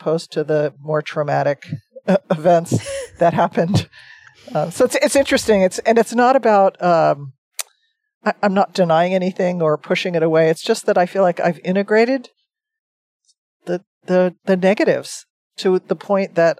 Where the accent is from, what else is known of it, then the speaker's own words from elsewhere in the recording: New Jersey, United States; I grew up in New Jersey on the East Coast.